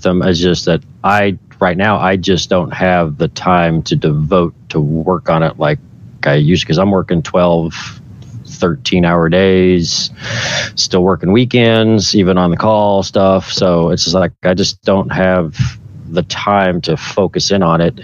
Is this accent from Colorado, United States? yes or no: no; Oklahoma, United States; it's my home state